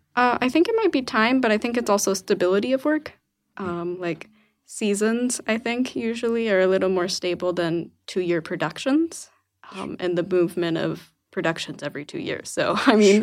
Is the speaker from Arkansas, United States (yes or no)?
yes; Arkansas, United States; moved away as an adult; also born or lived in Memphis, Tennessee; now in Portland, United States; I'm from Arkansas originally